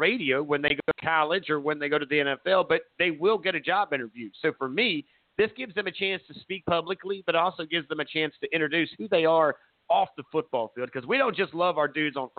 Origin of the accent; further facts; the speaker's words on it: Surfside Beach, South Carolina, United States; I grew up in Surfside